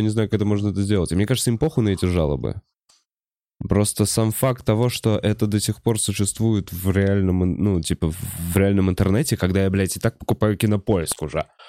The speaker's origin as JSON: {"language": "Russian", "region": "Moscow", "country": "Russia", "tie": "born or raised there", "said": "в Бутово, в моей однокомнатной квартире. Да, я потому что москвич никуда не переехал"}